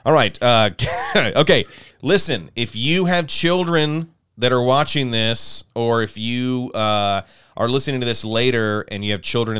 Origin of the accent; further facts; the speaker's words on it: South Alabama, United States; I grew up in South Alabama, so we didn't have Blockbusters.